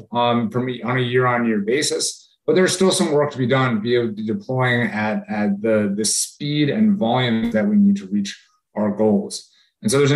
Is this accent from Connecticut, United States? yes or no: yes; Hartford, Connecticut, United States; I grew up in Connecticut outside Hartford